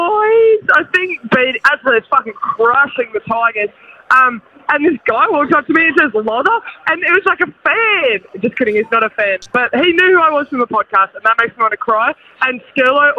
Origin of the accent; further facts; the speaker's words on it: Victoria, Australia; I'm from Victoria here, calling from the Caxton. Yeah, I wasn't from Brisbane